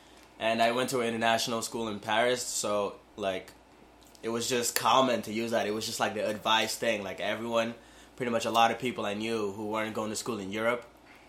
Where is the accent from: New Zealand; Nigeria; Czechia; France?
Nigeria; Lagos; I was given birth in Idimu. It's a little segment, I'd say. Not really a town. The town was Lagos, which was the former capital.